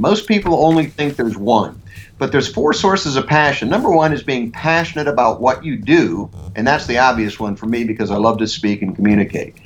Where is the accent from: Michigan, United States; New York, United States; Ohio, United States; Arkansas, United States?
Ohio, United States; moved away as an adult; also born or lived in Milwaukee, Wisconsin / Philadelphia, Pennsylvania; now in Denver, United States; I grew up in the Midwest. I grew up on a farm, a cattle farm and crop farm in Ohio